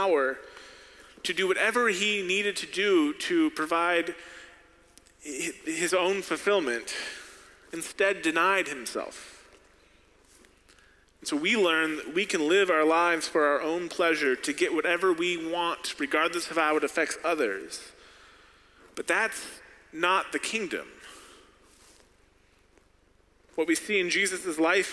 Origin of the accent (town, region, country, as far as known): United States